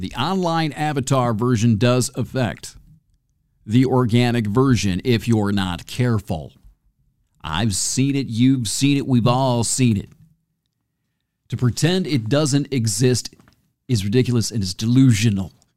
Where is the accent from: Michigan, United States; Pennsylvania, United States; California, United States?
Michigan, United States; near Homer; moved away; I grew up near Homer